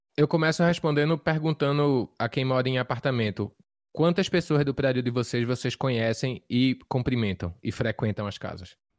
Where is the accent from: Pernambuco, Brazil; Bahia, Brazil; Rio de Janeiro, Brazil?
Pernambuco, Brazil; Recife; moved away; quero tocar na minha terra, tô com saudade